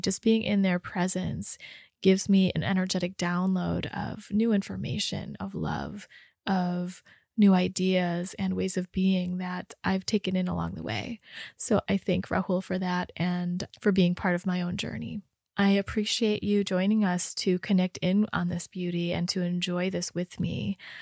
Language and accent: English; Rochester, Michigan, United States; I grew up in Rochester